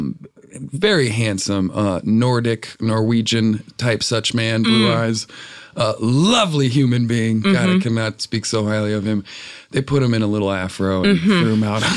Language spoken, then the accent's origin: English; Florida, United States; moved away; also born or lived in Chicago; I'm from Florida